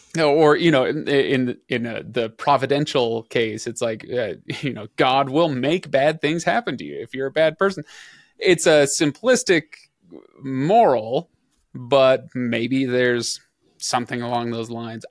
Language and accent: English; western desert of the United States, United States; we don't have a ton of abbeys out in the, uh, western desert of the United States